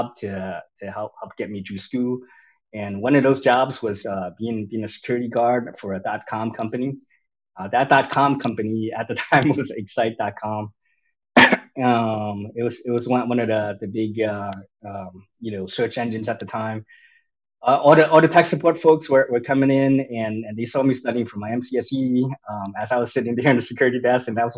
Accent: New York City, New York, United States; I grew up in New York City, in Chinatown, in the midst of that urban jungle.

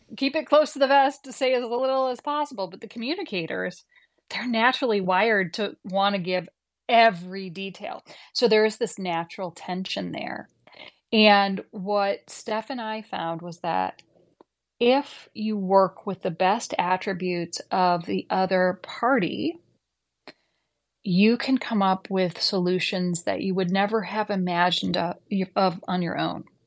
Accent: Midwest, United States; I grew up in the Midwest

